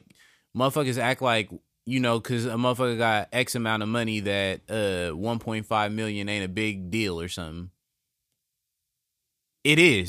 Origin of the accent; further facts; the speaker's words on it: California, United States; The house I grew up in California is the 11th house on the 11th lane.